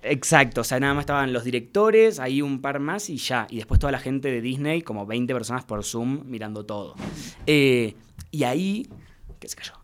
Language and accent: Spanish; Mar del Plata, Buenos Aires Province, Argentina; now in Buenos Aires, Argentina; yo soy de Mar del Plata, que es una ciudad eh, cerquita de, Buenos Aires